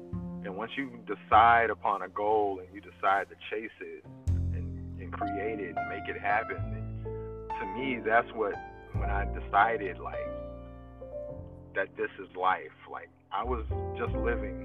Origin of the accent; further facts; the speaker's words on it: Fairburn, Georgia, United States; I grew up south of Atlanta in a city called Fairburn, Georgia